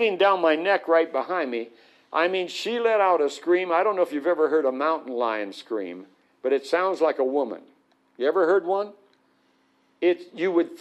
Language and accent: English; Arizona, United States; I grew up in Arizona desert.